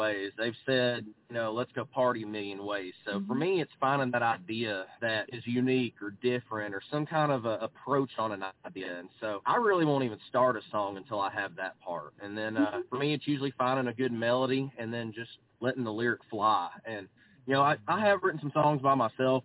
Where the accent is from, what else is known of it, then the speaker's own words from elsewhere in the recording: Arkansas, United States; moved away as an adult; now in Texas, United States; I'm from Arkansas